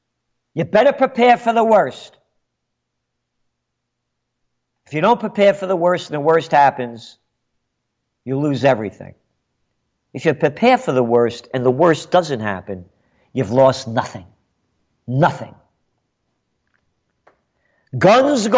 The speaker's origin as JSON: {"language": "English", "town": "New York City", "region": "New York", "country": "United States", "tie": "born or raised there", "said": "born in the Bronx. My blood is Italian. My heart is American"}